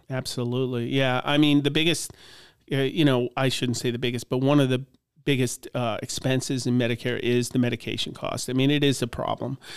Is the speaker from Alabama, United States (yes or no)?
no; Long Island, New York, United States; moved away as an adult; also born or lived in Cleveland; now in Butler, United States; I grew up in Long Island